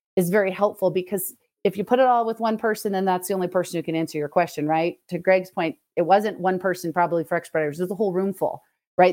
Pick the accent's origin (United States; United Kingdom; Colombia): United States; Los Angeles, California; moved away as an adult; also born or lived in Arkansas; I'm originally from Southern California, not the San Diego fun, but the more Los Angeles, so more of the Valley kind of area